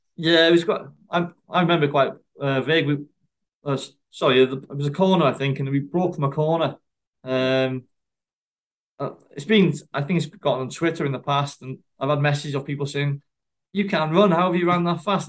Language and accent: English; Wrexham, Wales, United Kingdom; my country, my hometown